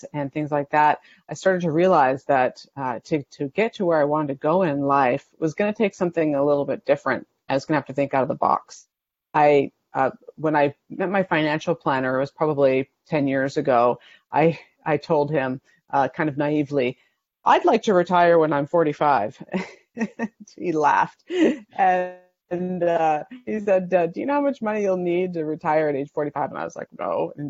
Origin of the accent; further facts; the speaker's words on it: Canada; moved away as an adult; now in United States; I moved down from Canada to be a family physician in 2002, right out of residency.